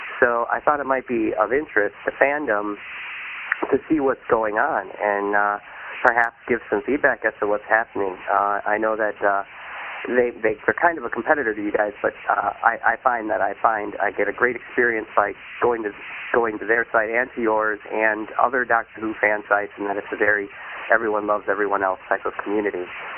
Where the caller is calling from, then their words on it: Madison, Wisconsin, United States; I'm calling from Madison, Wisconsin